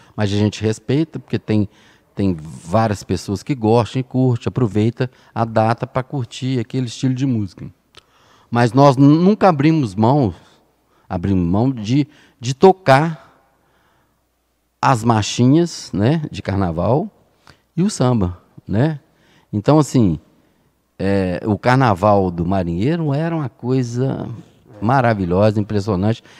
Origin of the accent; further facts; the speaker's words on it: Belo Horizonte, Minas Gerais, Brazil; moved away as an adult; now in Lagoa Santa, Brazil; eu sou natural de Belo Horizonte